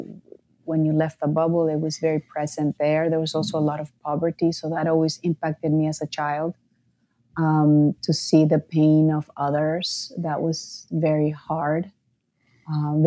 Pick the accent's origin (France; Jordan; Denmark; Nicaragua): Nicaragua; I grew up in Nicaragua, so very unstable politically.